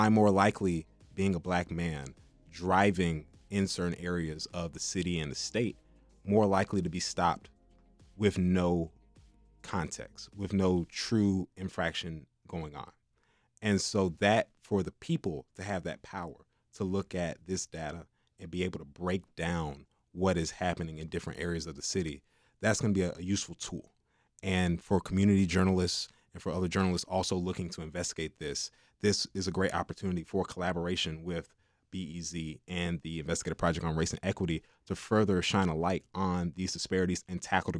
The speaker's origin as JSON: {"language": "English", "town": "Chicago", "region": "Illinois", "country": "United States", "said": "well, I'm from Chicago. I live in XYZ area."}